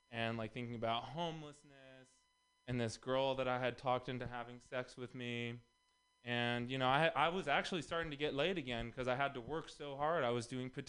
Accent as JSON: {"language": "English", "region": "Texas", "country": "United States", "also_born_or_lived": "Los Angeles", "moved": "yes", "said": "I'm also from Texas."}